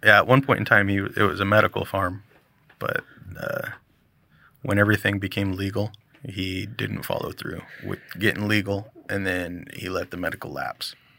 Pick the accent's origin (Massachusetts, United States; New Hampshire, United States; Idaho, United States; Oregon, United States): Oregon, United States; Milwaukie; also born or lived in The Dalles, Oregon; I grew up in Milwaukee, down here, this area, and moved there